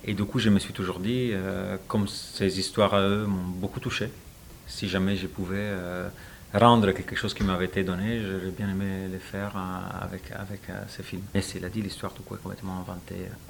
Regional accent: Italy; French is a second language; moved away; je suis italien

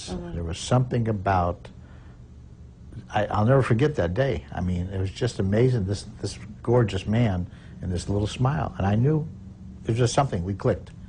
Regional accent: Chicago, Illinois, United States; I'm from Chicago and never thought about meeting somebody like that in my life.

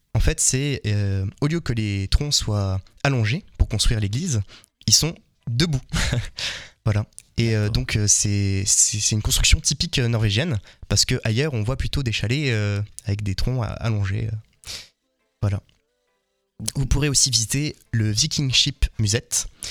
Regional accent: France; nous en tant que Français

